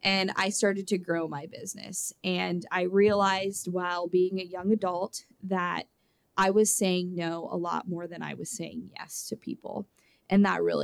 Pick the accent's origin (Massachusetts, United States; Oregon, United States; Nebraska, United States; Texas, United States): Nebraska, United States; Howells; also born or lived in Lincoln, Nebraska; I grew up in Howells, Nebraska, about 600 people, and I love my small community